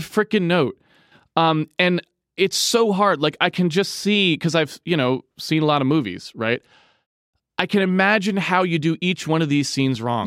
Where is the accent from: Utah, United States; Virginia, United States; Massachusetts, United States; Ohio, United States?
Massachusetts, United States; I am from Massachusetts